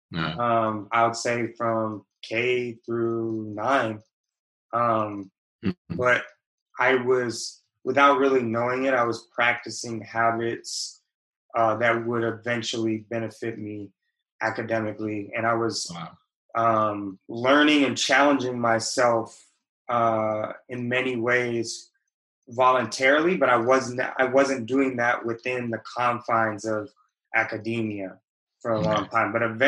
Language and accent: English; West Coast, United States; But I spent a lot of time, I grew up on the West Coast, but was fortunate to. It's not like I grew up in the bubble of the West Coast.